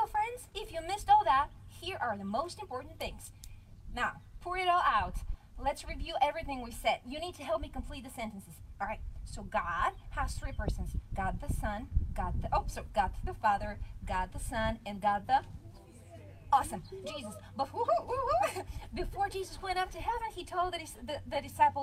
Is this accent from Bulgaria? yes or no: yes; Bulgaria; first language Bulgarian; English is a second language; moved away; my language is Bulgarian because I'm from Bulgaria